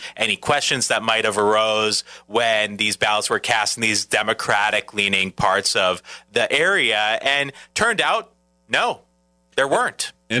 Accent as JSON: {"language": "English", "region": "Minnesota", "country": "United States", "moved": "yes", "lives_now": "La Crosse, United States", "said": "because I'm from Minnesota that I'm thinking this way"}